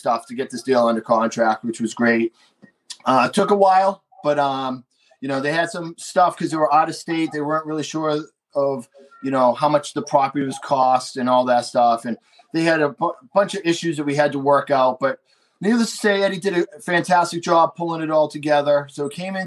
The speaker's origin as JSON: {"language": "English", "town": "Boston", "region": "Massachusetts", "country": "United States", "accent": "bad Boston", "said": "my bad Boston accent that we're kind of close to Boston"}